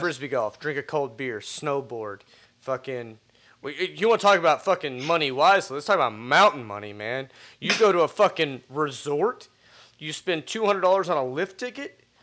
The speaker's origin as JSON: {"language": "English", "region": "Texas", "country": "United States", "said": "I'm from Texas."}